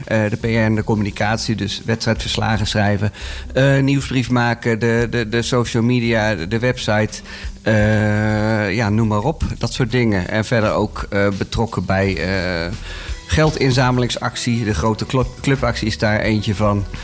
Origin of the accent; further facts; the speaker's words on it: Bunnik, Utrecht, Netherlands; now in Houten, Netherlands; vroeger handbal in, uh, in Bunnik, waar ik vandaan kom, maar al heel lang inmiddels in Houten woon.